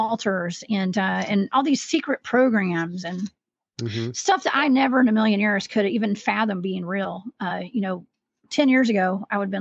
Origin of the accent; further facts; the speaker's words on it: American South, Southern United States, United States; accent: Southern; my Southern pronunciation